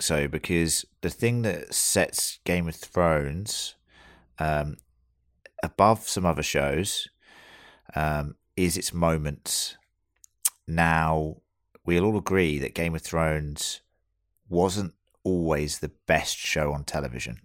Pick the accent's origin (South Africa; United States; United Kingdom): United Kingdom; now in Australia; we are all British